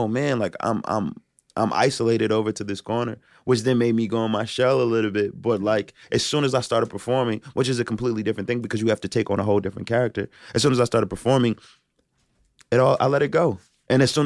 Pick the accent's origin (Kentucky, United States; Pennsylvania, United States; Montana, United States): Pennsylvania, United States; Philadelphia; moved away; I'm from Philadelphia originally.